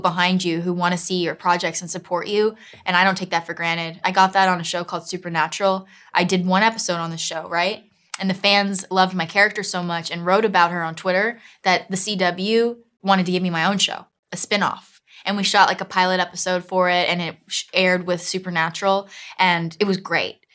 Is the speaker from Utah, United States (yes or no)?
no; Miami, Florida, United States; moved away as an adult; now in London, United Kingdom; I'm from Miami, Florida, South Miami